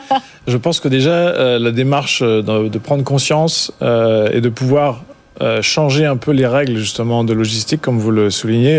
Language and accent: French; France; en tant que Français